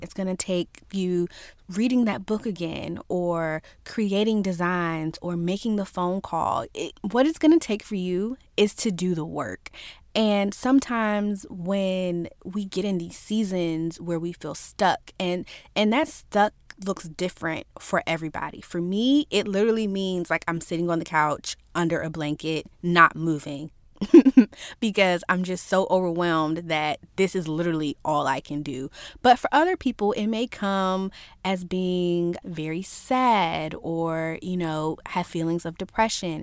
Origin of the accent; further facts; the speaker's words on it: Virginia, United States; I'm from Virginia, and manners are kind of a thing here